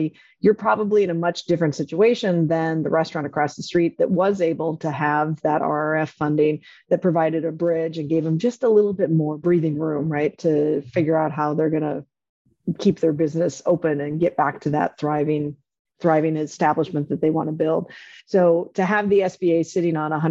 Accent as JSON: {"language": "English", "region": "North Dakota", "country": "United States", "tie": "born or raised there", "moved": "yes", "said": "I grew up on a farm in North Dakota"}